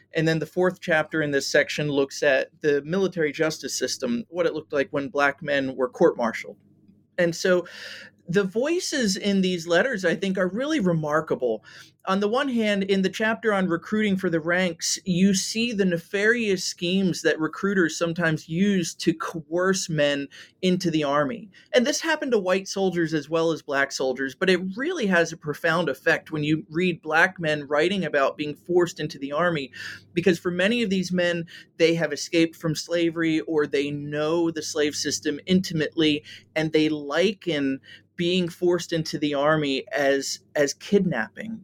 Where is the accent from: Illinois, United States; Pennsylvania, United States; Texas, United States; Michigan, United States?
Pennsylvania, United States; outside of Philadelphia; I grew up outside of Philadelphia